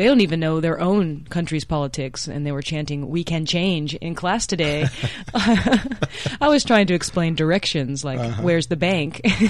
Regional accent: Texas, United States; now in Okayama, Japan; I come from Texas, so I didn't have any faith.

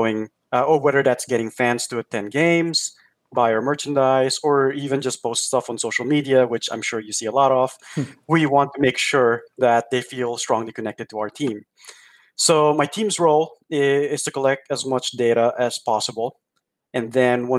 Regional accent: Philippines; moved away as an adult; also born or lived in New York / Durham, North Carolina; now in Milwaukee, United States; there weren't really a lot of opportunities back in the Philippines. There were some, but it was just really hard to get those roles. And so I told my parents that I was going to move to New York

